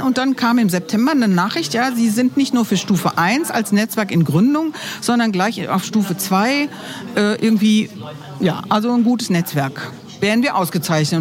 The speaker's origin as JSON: {"language": "German", "town": "Cologne", "region": "North Rhine-Westphalia", "country": "Germany", "moved": "yes", "lives_now": "Minden, Germany", "said": "ich bin Überzeugungsmindenerin, ursprünglich aus Köln"}